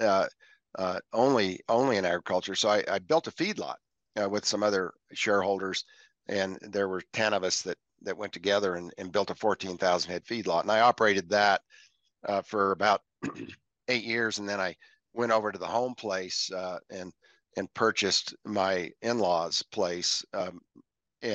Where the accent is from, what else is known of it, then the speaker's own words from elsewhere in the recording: Evergreen, Colorado, United States; I was raised in Evergreen, Colorado on 5 acres with 7 other